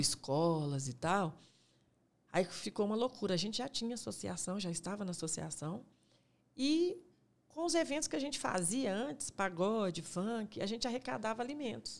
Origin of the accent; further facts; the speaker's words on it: Belo Horizonte, Minas Gerais, Brazil; eu sou da Vila Cafezal